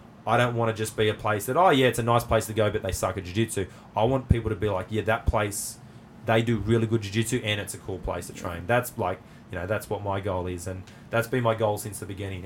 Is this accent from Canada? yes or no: no; Australia